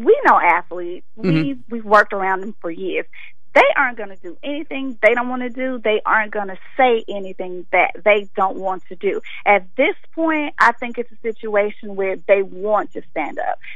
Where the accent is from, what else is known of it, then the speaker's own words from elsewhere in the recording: Memphis, Tennessee, United States; moved away; I'm from Memphis